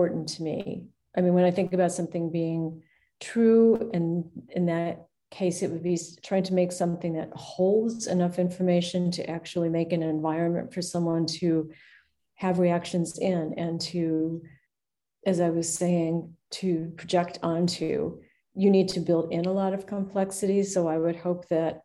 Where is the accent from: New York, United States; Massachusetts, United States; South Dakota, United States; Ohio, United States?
Ohio, United States; Cleveland; I grew up near, but certainly not on Lake Erie, because I'm from Cleveland.